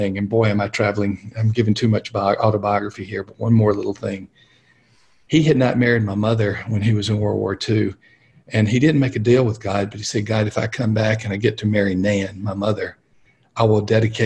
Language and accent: English; South Alabama, United States; I was born and raised in South Alabama